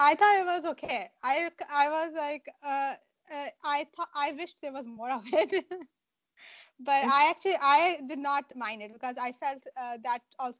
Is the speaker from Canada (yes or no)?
no; Pakistan; I'm from Pakistan and I grew up watching a lot of Bollywood movies.